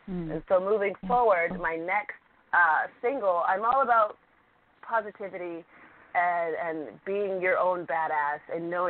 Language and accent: English; San Francisco, California, United States; I am from San Francisco, California